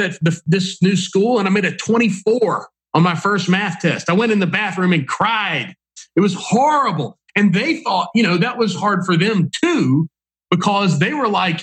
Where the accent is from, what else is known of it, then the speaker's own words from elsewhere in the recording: Mississippi, United States; I'm from Mississippi. You know, my joke is everyone in the whole state is my cousin